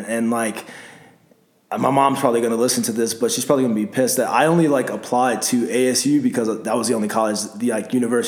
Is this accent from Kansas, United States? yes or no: no; Los Angeles, California, United States; moved away as an adult; now in Arizona, United States; you know, originally from Los Angeles, California. Let's see, South Central to be exact.